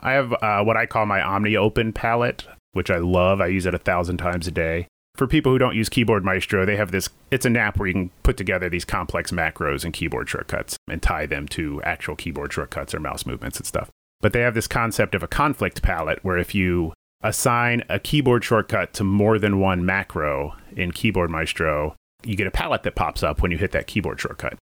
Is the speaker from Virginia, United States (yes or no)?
yes; Virginia, United States; moved away as an adult; also born or lived in New York; now in Burbank, United States; I grew up in Virginia